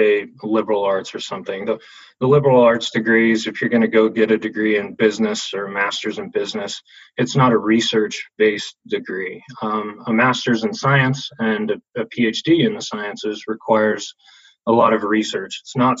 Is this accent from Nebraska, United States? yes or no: yes; Nebraska, United States; I'm from Nebraska originally. I grew up in Nebraska